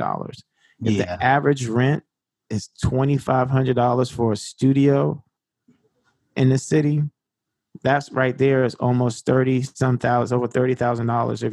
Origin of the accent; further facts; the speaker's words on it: Washington, District of Columbia, United States; And I grew up in Upper Northwest.